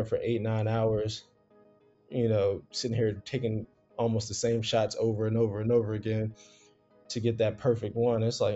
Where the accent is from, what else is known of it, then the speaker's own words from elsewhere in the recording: South Carolina, United States; moved away as an adult; also born or lived in New Jersey; now in New York, United States; so I was born in Jersey, moved down to South Carolina when I was 7, raised in the South. So I graduated high school in South Carolina.